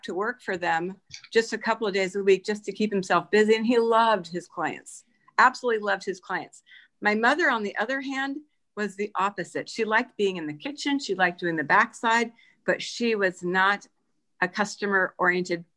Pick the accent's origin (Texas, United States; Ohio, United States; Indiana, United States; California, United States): California, United States; San Francisco; I grew up in North Beach in San Francisco